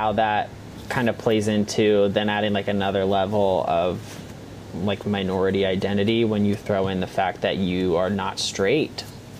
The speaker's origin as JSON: {"language": "English", "region": "New York", "country": "United States", "said": "I'm from like a very, very white area. I'm from the suburbs of New York City. It's very white."}